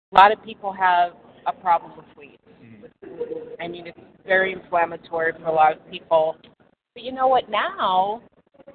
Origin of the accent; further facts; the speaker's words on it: Pittsburgh, Pennsylvania, United States; moved away as an adult; also born or lived in New York City; I am originally from the Berg, born and raised in the suburbs, and after I graduated from Pitt